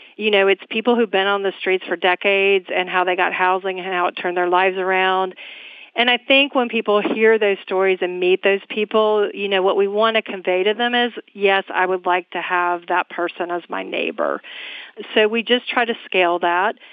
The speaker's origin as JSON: {"language": "English", "town": "Atlanta", "region": "Georgia", "country": "United States", "moved": "as an adult", "lives_now": "Los Angeles, United States", "said": "I'm originally from Atlanta"}